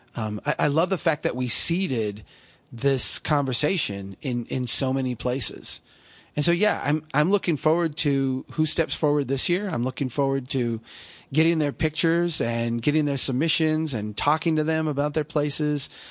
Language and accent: English; central Minnesota, United States; I'm a, I'm a guy from Minnesota, central Minnesota